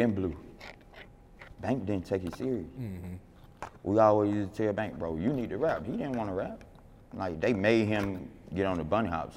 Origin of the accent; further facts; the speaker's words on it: Atlanta, Georgia, United States; I come from Capitol Homes.